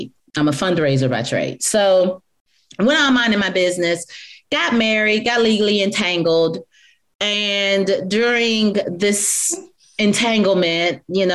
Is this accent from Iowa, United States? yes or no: no; Black Belt region of Alabama, United States; I was raised in the Black Belt region of Alabama